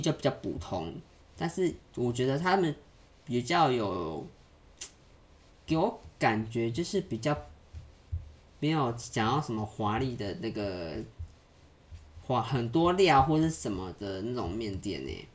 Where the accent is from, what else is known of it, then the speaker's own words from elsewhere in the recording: Yilan County, Taiwan; 但是我在宜兰吃到的是都是会加沙茶的